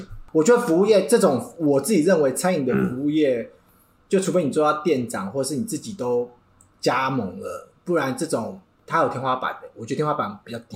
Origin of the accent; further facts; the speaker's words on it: Taiwan; 我们台湾人